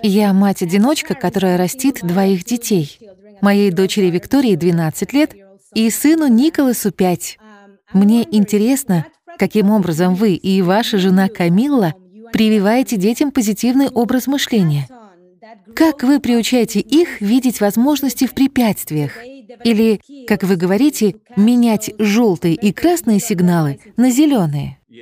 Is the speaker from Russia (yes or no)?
no; Dominican Republic; Я родилась и выросла в Доминиканской республике